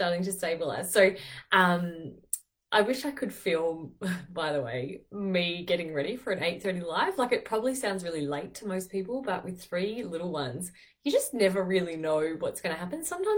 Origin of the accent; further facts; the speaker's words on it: Taree, New South Wales, Australia; also born or lived in Netherlands; I'm not from Newcastle. I'm from 2 hours north of there, Taree.